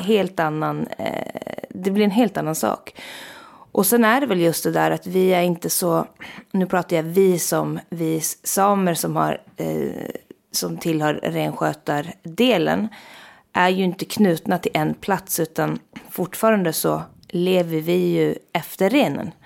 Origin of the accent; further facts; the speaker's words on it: Jokkmokk, Norrbotten County, Sweden; also born or lived in Stockholm; jag kommer från Jokkmokk och är liksom väldigt eh, knuten till det samisk-kulturella eh, livet. Liksom att jag är verkligen uppvuxen